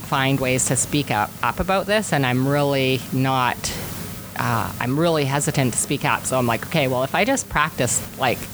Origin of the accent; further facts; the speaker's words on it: Rossland, British Columbia, Canada; also born or lived in Revelstoke; now in Castlegar, Canada; I live in Castlegar, but I'm really from Roslyn